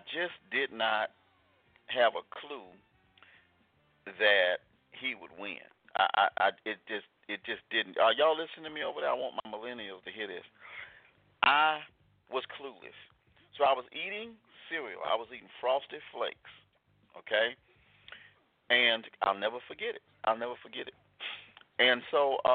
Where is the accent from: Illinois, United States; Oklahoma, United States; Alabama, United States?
Alabama, United States; Selma; Growing up in Selma, Alabama